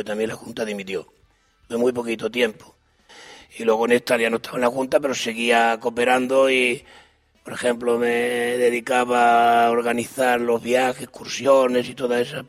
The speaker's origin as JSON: {"language": "Spanish", "region": "Extremadura", "country": "Spain", "moved": "yes", "lives_now": "Catalonia, Spain", "said": "somos extremeños y lo sentimos"}